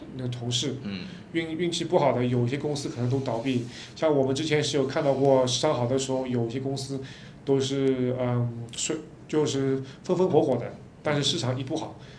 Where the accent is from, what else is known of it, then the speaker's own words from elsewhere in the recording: China; 我们中国人